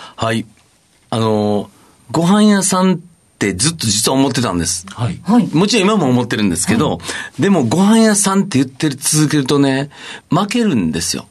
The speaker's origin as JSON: {"language": "Japanese", "region": "Kyoto", "country": "Japan", "tie": "born or raised there", "said": "京都生まれです。"}